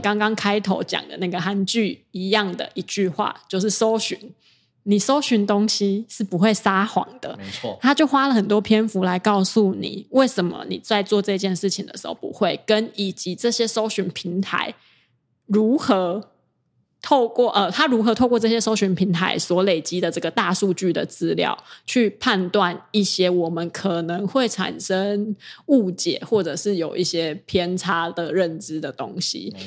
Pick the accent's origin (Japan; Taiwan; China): Taiwan; 因为我是台湾人